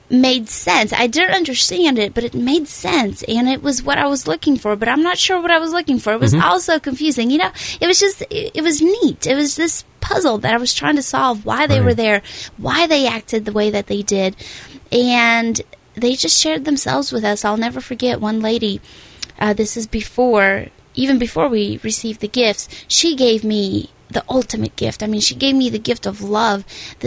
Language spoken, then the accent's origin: English; Russia; moved away; I was born in Russia, and when I was 7 or 8 years old, I ended up in an orphanage